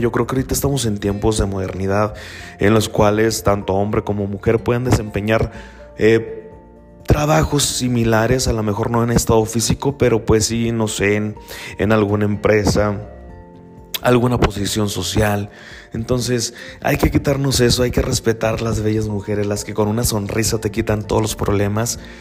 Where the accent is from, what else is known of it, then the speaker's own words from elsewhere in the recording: Mexico; soy mexicano, y desafortunadamente como tal, eh, vivimos en una sociedad machista, eh, yo provengo de un pueblo